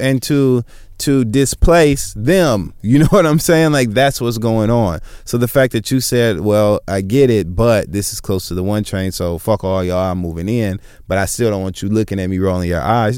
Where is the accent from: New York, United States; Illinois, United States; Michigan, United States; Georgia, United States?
Michigan, United States; moved away; I'm from Michigan